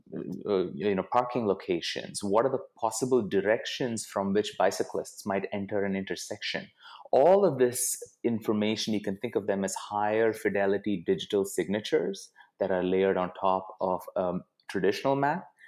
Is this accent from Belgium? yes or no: no; Bangalore, Karnataka, India; moved away as an adult; also born or lived in Pittsburgh, United States / Bay Area, United States; now in United States; I grew up in India. I mo-, I grew up in Bangalore